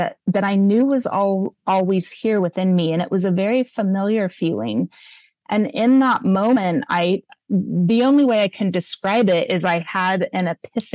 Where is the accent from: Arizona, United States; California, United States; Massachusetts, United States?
California, United States; Montecito; I'm a white girl growing up in Montecito